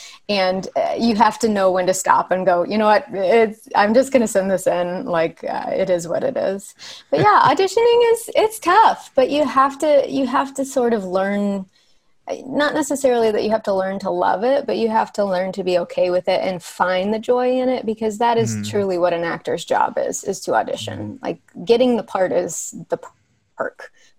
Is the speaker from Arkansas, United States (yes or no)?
yes; Arkansas, United States; moved away as an adult; now in Los Angeles, United States; I'm from Arkansas. Yeah. Okay. So I moved to LA when I went to USC for college.